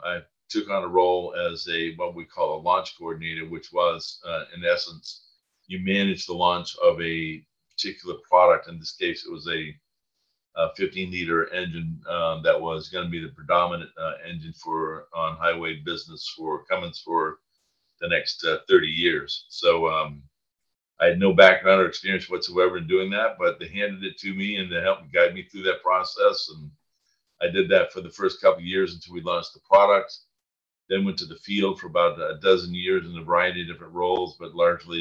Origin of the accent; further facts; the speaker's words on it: Maine, United States; moved away as an adult; now in Indiana, United States; I grew up in Maine. I'm not originally from Indiana.